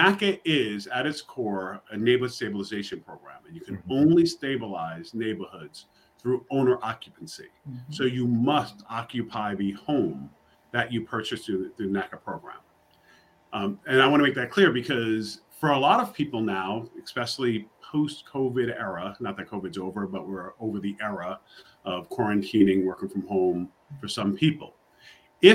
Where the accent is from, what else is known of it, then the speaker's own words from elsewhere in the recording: New York City, New York, United States; now in Charlotte, United States; I'm from New York City. I live in Charlotte, North Carolina now.